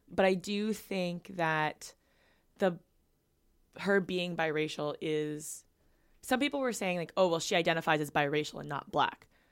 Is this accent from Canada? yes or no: yes; Vancouver, British Columbia, Canada; moved away as an adult; now in Ottawa, Canada; I grew up growing up in Vancouver, where where there's a large Asian population.